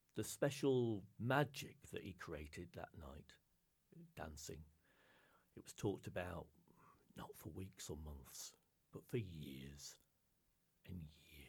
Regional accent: Lake District, North West England, United Kingdom; moved away; I grew up in the Lake District in the north of England

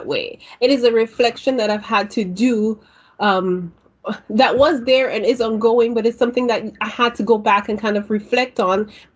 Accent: St. Lucia; now in Ontario, Canada; I am a Caribbean immigrant to Ontario, Canada. I have been living in Canada for over 20 years, but have strong ties to my home country of St. Lucia.

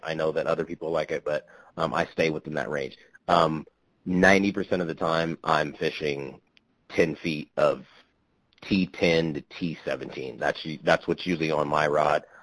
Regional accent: Kansas, United States; moved away; I grew up in Kansas

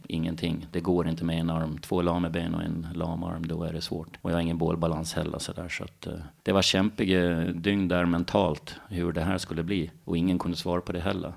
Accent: Visby, Gotland, Sweden; also born or lived in Follingbo; Jag är född och uppvuxen på Gotland i Visby

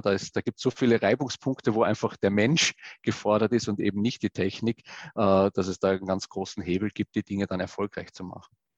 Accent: Vienna, Austria; moved away; ich komme äh, ursprünglich mal aus Wien, da bin ich auch groß geworden

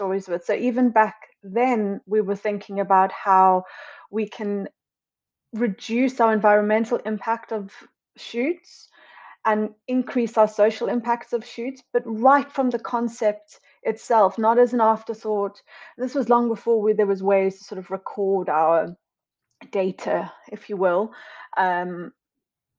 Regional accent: Cape Town, Western Cape, South Africa; moved away as an adult; also born or lived in London; now in United Kingdom; So I'm originally from Cape Town in South Africa and I moved to London officially in 2012

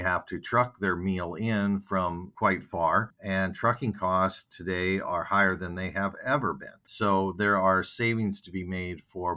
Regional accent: Miller, South Dakota, United States; now in Minnesota, United States; my hometown in Miller, South Dakota

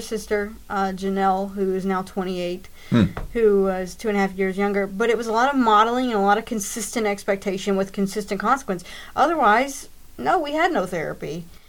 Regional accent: Greater Louisville area, Southern Indiana, United States; raised uh, Southern Indiana, Greater Louisville area.

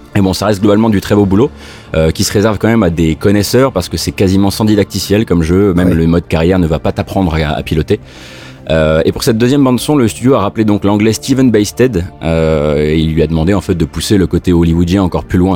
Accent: Moselle, Grand Est, France; Je suis de Moselle

